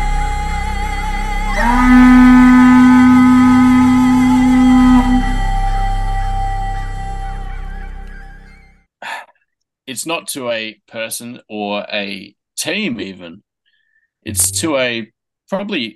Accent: South Australia, Australia; now in Hobart, Australia; And I come from South Australia, and I think 80% of the pubs in South Australia are sports bars by themselves.

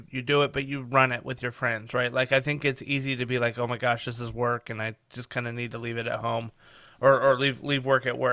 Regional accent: Reno, Nevada, United States; I grew up in Reno, Nevada, which is just over the mountains from San Francisco out west

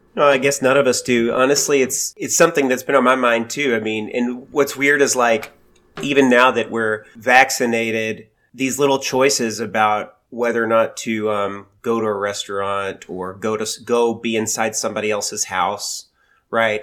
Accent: United States; being an American

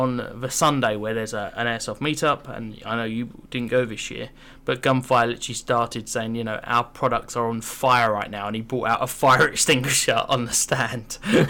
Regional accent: United Kingdom; especially being a Brit

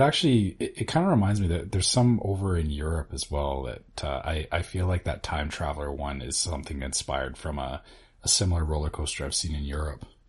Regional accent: Canada; speaking as a Canadian

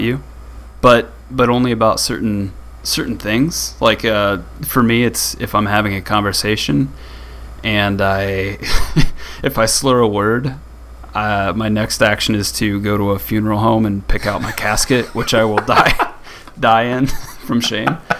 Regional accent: rural Midwest, United States; when I was growing up in the uh, in the rural Midwest

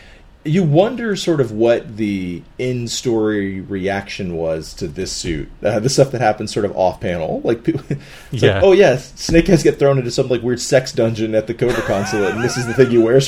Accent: South Carolina, United States; I'm from South Carolina in the United States.

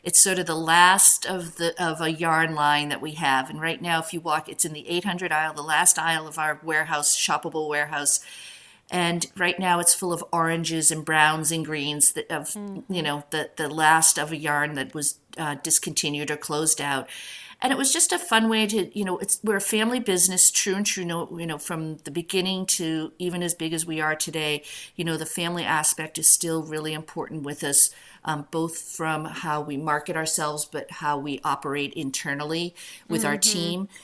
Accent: Boston, Massachusetts, United States; also born or lived in rural Connecticut; now in Northampton, United States; I'm from the Boston area originally.

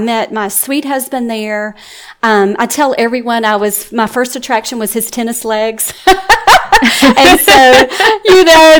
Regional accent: West Tennessee, United States; now in Georgia, United States; I grew up in West Tennessee, just north of Memphis, in a little area on the Mississippi River. And so life was pretty simple.

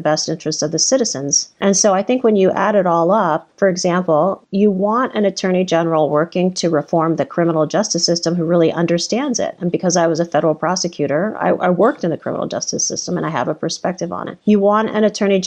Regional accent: Washington, District of Columbia, United States; now in Illinois, United States; I was born in Washington, D.C., and I was born into the Jim Crow era

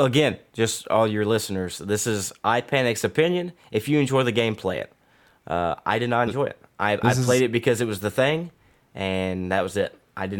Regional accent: Australia; I'm Aussie

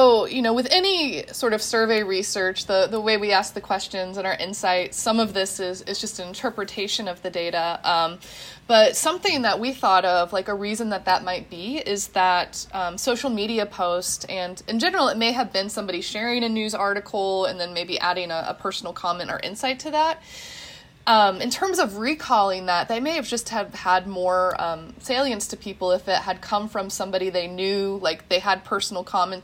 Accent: Midwest, United States; now in Pennsylvania, United States; we're all Midwestern millennial, researchers and professors. So we're all transplants from the Midwest into Pennsylvania.

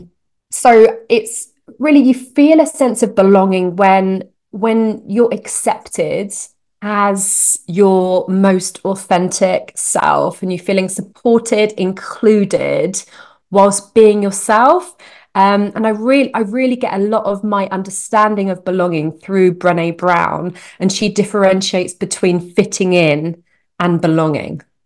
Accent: United Kingdom; moved away as an adult; now in Canada; I'm a Brit in Canada

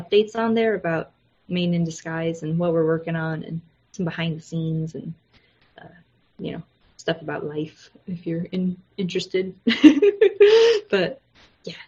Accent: United States; moved away as an adult; now in Japan; I'm American

